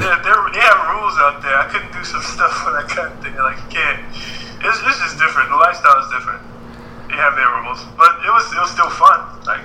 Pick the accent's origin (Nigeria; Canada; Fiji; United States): Nigeria; Because I'm Nigerian.